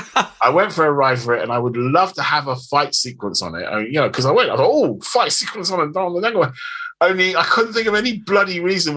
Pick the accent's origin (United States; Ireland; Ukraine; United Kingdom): United Kingdom; London; So I grew up in Zone 2